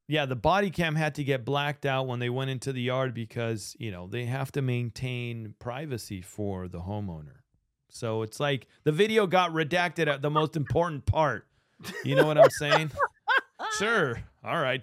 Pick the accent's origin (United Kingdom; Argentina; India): Argentina; now in United States; I'm from Argentina